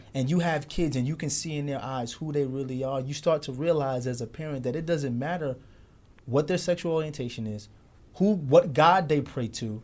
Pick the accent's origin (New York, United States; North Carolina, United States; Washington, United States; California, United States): New York, United States; New York City; we, we grew up in Brooklyn during the nineties